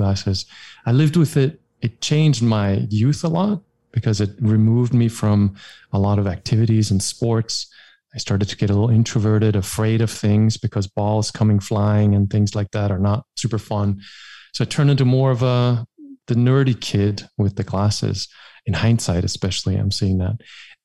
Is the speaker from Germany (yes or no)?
yes; Germany; English is a second language; I'm from Germany